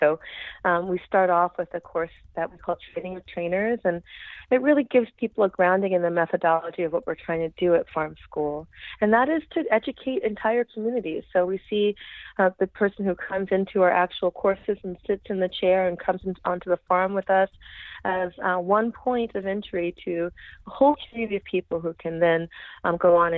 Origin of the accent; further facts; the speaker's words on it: New York City, New York, United States; accent: New York City; also born or lived in Brooklyn, New York; I grew up on the Lower East Side of New York City